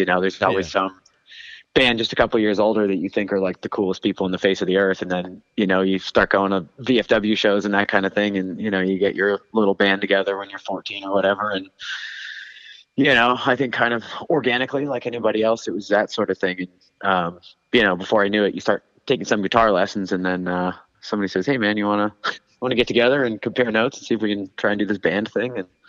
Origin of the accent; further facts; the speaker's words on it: Hanson, Massachusetts, United States; I grew up on the South Shore in Hanson, down in Plymouth County. There, kind of towards the Cape ish.